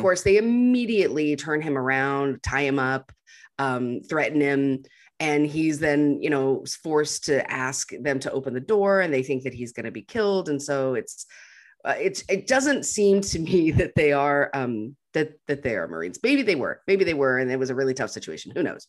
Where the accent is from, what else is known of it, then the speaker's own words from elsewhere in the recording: Montana, United States; moved away; I came from up north, like I'm from Montana where there's grizzly bears